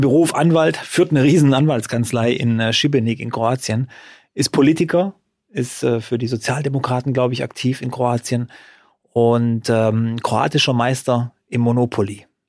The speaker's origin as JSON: {"language": "German", "town": "Freudenstadt", "region": "Baden-Württemberg", "country": "Germany", "tie": "born or raised there", "said": "in Freudenstadt, in meiner Heimatstadt"}